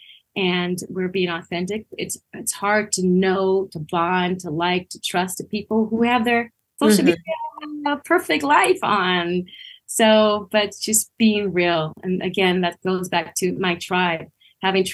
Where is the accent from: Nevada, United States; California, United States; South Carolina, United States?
California, United States; Los Angeles; now in Santa Clarita, United States; I born and raised in Los Angeles